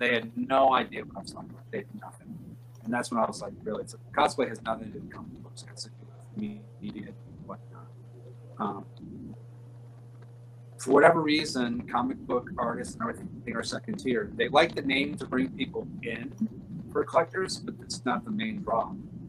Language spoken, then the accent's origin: English; Utica, New York, United States; I grew up in upstate New York. I grew up in Utica